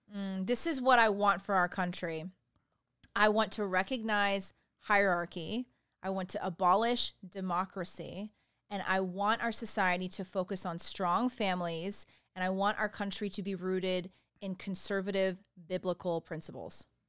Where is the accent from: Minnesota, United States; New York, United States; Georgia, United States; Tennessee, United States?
Georgia, United States; Richmond Hill; I grew up in Richmond Hill, Georgia, there's a little town outside Savannah, Georgia